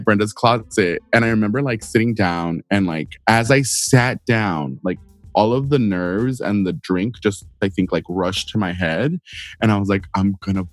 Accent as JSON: {"language": "English", "town": "El Paso", "region": "Texas", "country": "United States", "tie": "born or raised there", "said": "I grew up in El Paso"}